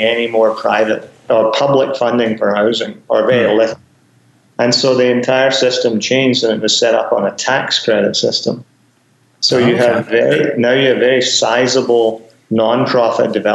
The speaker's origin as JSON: {"language": "English", "town": "Glasgow", "region": "Scotland", "country": "United Kingdom", "tie": "born or raised there", "moved": "as an adult", "lives_now": "Canada", "said": "my days of growing up in Glasgow"}